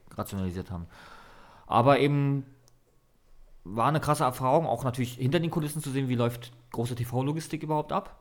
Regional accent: Berlin, Germany; also born or lived in Dresden; ich bin in Mahlsdorf groß geworden, Berlin-Mahlsdorf, mhm. ganz im Osten der Stadt

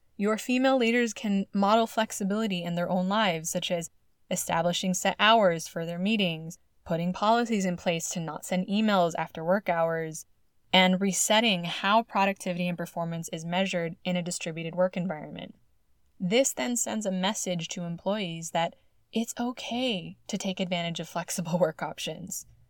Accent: California, United States; my home state of California

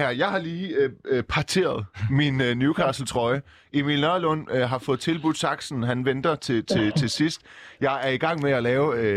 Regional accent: Iran; Jeg er ikke fra Saudi-Arabien, men jeg er fra Iran

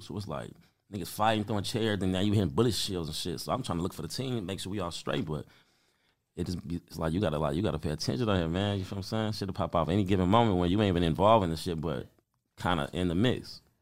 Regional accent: Compton, California, United States; growing up on Spruce, being in Compton

